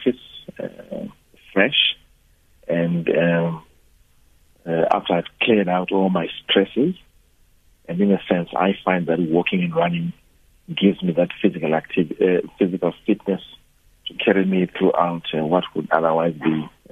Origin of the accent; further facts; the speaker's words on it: Mashonaland Central, Zimbabwe; moved away as an adult; also born or lived in Bulawayo, Zimbabwe / Limpopo, South Africa / United Kingdom / Cape Town, South Africa; now in South Africa; I was born on the Zambezi escarpment in the northern part of Zimbabwe, in a place called Mashonaland Central. I went to a school out there